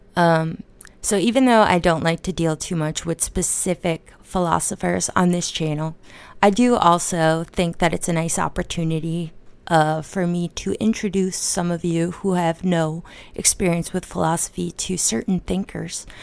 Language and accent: English; United States; I'm from America